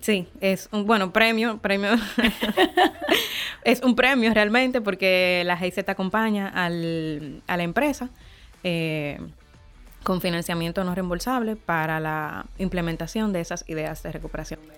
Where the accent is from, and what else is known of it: Dominican Republic